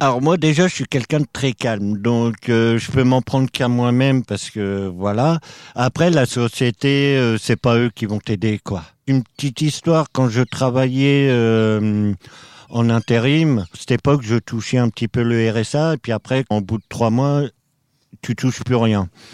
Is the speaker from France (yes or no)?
yes; Normandy, France; moved away as an adult; also born or lived in Drôme; now in Paris, France; Alors à la base, moi je suis normand. J'ai fait partie de la DAS. J'avais deux ans. Et foyer, famille d'accueil, foyer, famille d'accueil, j'ai connu ça. J'ai toujours été en Normandie.